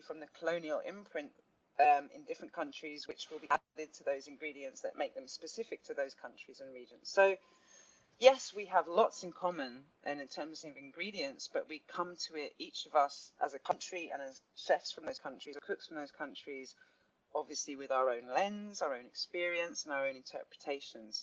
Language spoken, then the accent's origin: English; London, United Kingdom; growing up in Southeast London, felt very disconnected as the first English person in my family